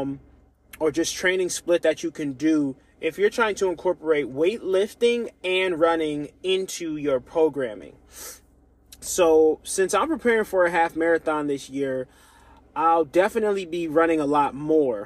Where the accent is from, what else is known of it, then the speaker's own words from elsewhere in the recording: United States; I'm African American